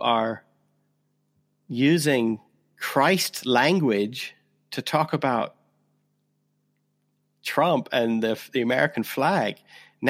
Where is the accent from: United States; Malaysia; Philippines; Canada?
Canada; now in United Kingdom; you and I are both Canadian. I'm a Canadian who lives in Britain.